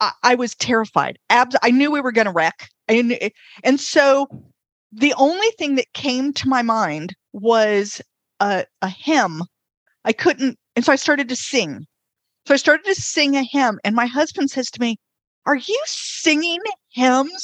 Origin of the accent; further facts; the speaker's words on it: North Carolina, United States; I'm from North Carolina